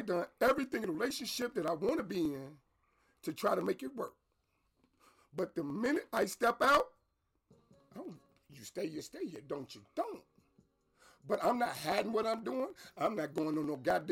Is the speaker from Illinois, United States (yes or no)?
yes; Harvey, Illinois, United States; I'm from Harvey.